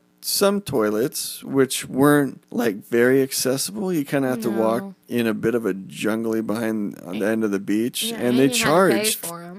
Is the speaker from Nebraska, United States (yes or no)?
no; California, United States; I'm from the States. I'm from California.